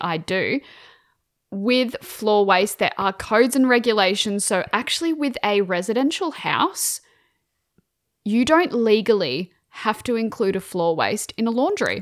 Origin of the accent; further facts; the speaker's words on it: Queensland, Australia; I'm Queenslander